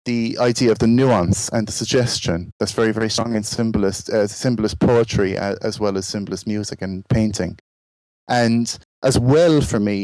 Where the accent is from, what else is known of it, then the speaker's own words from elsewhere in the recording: Ireland; moved away as an adult; now in England; I'm from Ireland and I've lived in England like for the last sort of 26 years